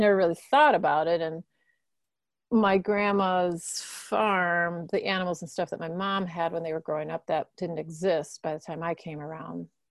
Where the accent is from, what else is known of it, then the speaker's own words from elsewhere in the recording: Milwaukee, Wisconsin, United States; I grew up in Milwaukee.